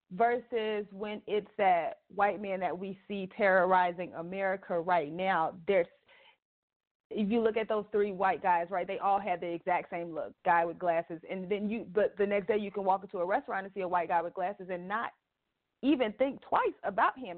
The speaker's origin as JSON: {"language": "English", "town": "Chicago", "region": "Illinois", "country": "United States", "moved": "yes", "said": "I'm originally from Chicago"}